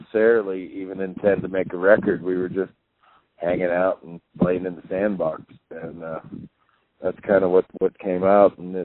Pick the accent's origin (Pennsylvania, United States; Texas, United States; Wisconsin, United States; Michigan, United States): Pennsylvania, United States; Pittsburgh; moved away; also born or lived in West Virginia / Boulder, Colorado; I grew up in Pittsburgh, in the suburbs of Pittsburgh, not far from West Virginia